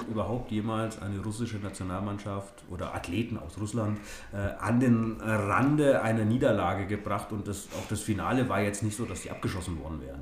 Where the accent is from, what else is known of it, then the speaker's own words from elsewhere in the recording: Nuremberg, Bavaria, Germany; als Nürnberger